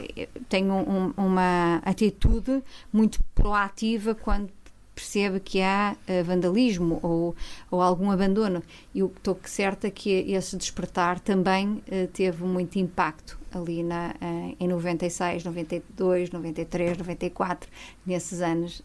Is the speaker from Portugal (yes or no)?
yes; Viana do Castelo, Norte, Portugal; moved away; also born or lived in Vale do Côa / Bragança; sou de Viana do Castelo